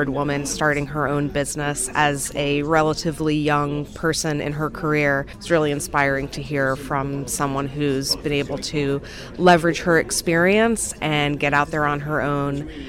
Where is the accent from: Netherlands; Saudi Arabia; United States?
Saudi Arabia; I'm from Saudi Arabia and I'm the director of the Saudi premarital screening program.